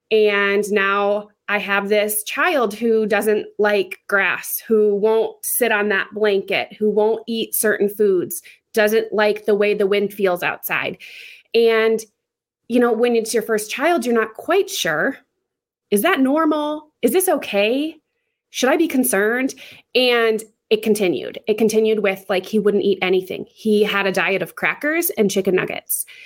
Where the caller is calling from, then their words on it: South Dakota, United States; I am in South Dakota.